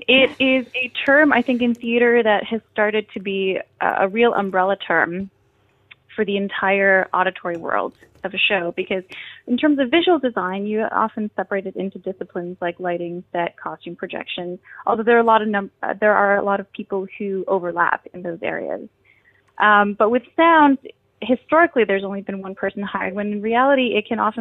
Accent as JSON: {"language": "English", "town": "Kingston", "region": "Ontario", "country": "Canada", "tie": "born or raised there", "moved": "as an adult", "lives_now": "Toronto, Canada", "said": "I grew up in Kingston."}